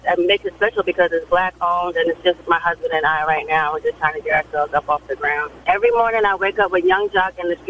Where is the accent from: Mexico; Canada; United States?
United States; New York; moved away as an adult; now in Savannah, United States; I'm from New York. My family's from New York, but we moved to Savannah to the islands 2 years ago